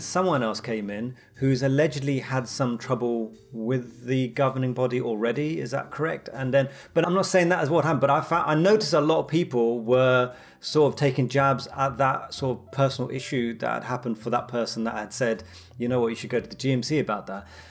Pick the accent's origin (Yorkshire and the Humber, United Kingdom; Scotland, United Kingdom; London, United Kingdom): London, United Kingdom; being Londoner